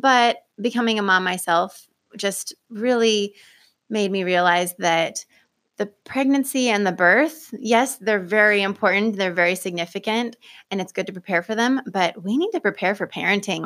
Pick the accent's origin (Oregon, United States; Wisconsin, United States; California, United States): Oregon, United States; Pleasant Hill; I was born and raised here in Lane County. I grew up in Pleasant Hill